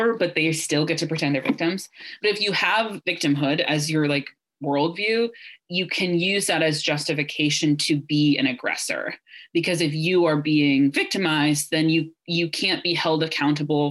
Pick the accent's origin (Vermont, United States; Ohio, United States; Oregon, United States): Ohio, United States; I was raised evangelical in Ohio